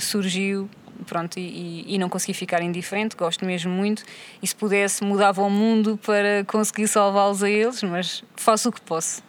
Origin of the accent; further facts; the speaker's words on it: São Martinho, Portugal; Cresci aqui em São Martinho